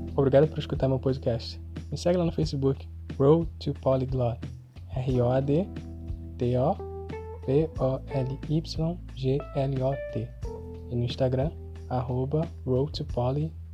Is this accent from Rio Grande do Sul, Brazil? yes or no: no; Rio de Janeiro, Brazil; accent: carioca; first language Portuguese; esse meu sotaque carioca